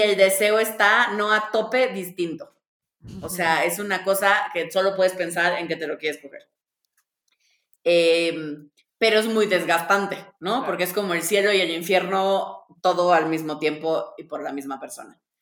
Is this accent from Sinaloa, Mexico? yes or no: no; Tabasco, Mexico; yo soy de Tabasco